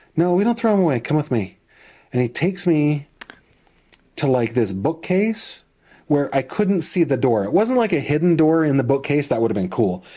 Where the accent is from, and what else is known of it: Clearfield, PA, Pennsylvania, United States; born or raised there; also born or lived in Northern California; now in Venango County, Pennsylvania, United States